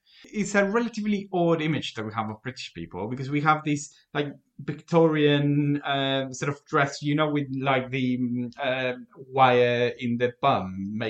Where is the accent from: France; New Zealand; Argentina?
Argentina; English is a second language; moved away as an adult; now in United Kingdom; from my house in Argentina